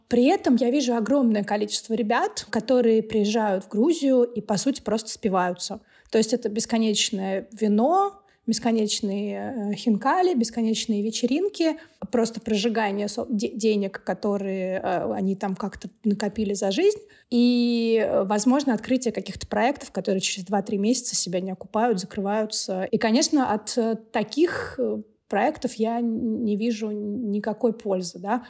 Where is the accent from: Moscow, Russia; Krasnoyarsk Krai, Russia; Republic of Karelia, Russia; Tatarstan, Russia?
Moscow, Russia; first language Russian and Georgian; moved away as an adult; now in Tbilisi, Georgia; я, соответственно, родилась и выросла в Москве